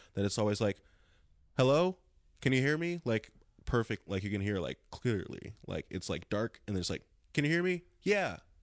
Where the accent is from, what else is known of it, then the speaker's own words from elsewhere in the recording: Lawndale, California, United States; Born and raised in Lawndale, California, South Bay